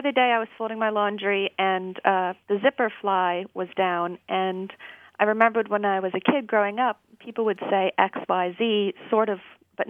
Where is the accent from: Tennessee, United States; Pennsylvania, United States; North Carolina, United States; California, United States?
Pennsylvania, United States; south central; I grew up in south central Pennsylvania